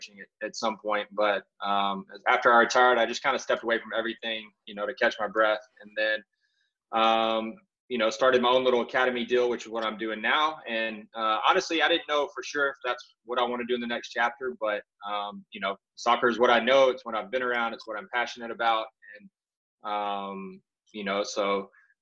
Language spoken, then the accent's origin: English; Mississippi, United States; I'm from Mississippi, retired professional